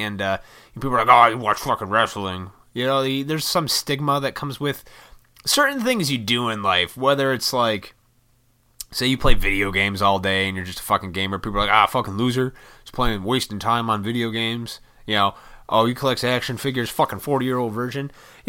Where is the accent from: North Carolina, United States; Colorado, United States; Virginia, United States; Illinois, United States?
Illinois, United States; Montgomery; I grew up in Montgomery, Illinois, and right next to that is Oswego. And Oswego was a little farm town.